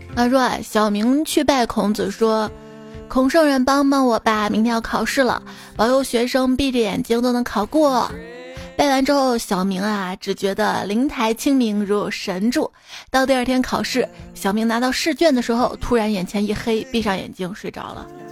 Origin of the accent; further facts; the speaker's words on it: China; 我们中国人